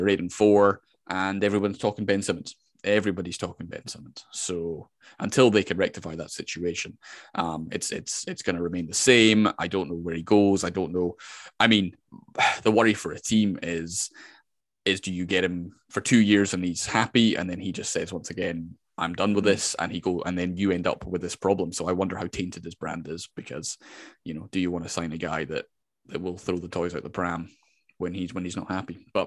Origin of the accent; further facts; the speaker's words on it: Scotland, United Kingdom; I am from Scotland.